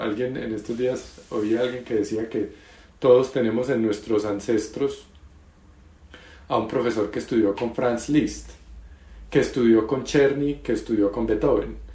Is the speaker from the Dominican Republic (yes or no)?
no; Colombia; yo soy colombiano